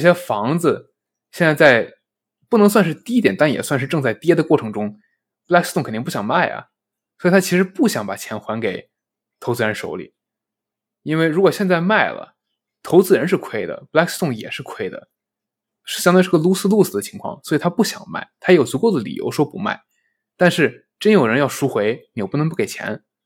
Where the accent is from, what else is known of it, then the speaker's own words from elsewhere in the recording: China; 我们中国人